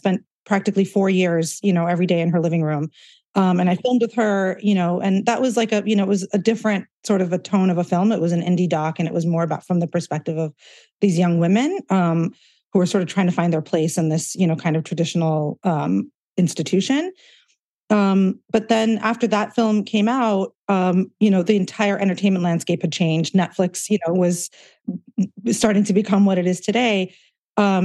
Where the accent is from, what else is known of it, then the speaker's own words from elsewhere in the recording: Southern California, United States; also born or lived in India; I was born in Southern California and pretty much raised here